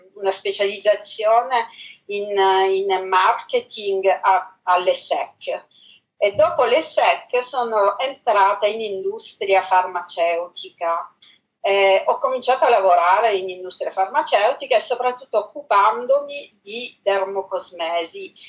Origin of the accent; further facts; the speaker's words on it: Palermo, Sicily, Italy; moved away as an adult; now in Paris, France; Io sono palermitana al 100%.